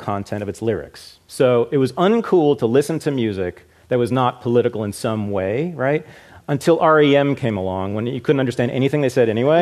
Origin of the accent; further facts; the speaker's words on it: Berkeley, California, United States; I grew up in Berkeley, the home of Calex